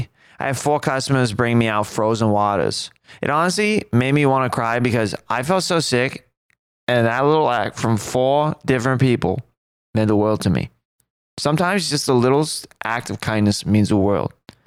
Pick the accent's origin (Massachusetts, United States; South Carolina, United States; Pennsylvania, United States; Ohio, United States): Massachusetts, United States; I'm from Massachusetts.